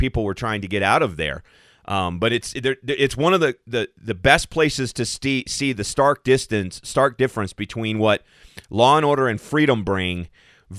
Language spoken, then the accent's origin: English; Arizona, United States; moved away; also born or lived in Kentucky; I grew up in Arizona. I'm from Kentucky, and when I was a kid, we would drive back and forth between the two all the time.